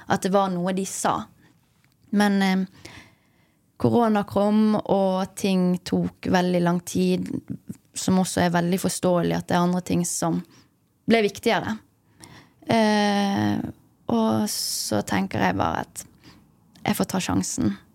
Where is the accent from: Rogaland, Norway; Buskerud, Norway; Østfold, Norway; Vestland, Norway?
Vestland, Norway; Bergen; now in Trondheim, Norway; Bergenser i Trondheim, ja. Uh, jeg får ganske mye tyn for, uh, for dialekten min.